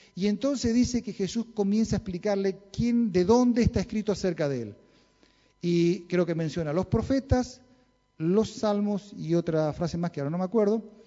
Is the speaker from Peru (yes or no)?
no; Chaco, Argentina; Yo nací en el Chaco